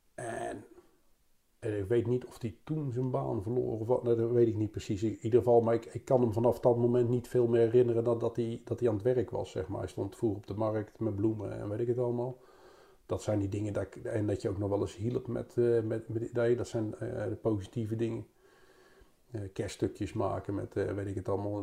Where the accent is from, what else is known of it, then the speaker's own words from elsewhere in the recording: Rotterdam, South Holland, Netherlands; te wonen in Rotterdam, zeg maar, waar ik ook geboren, waar ik geboren ben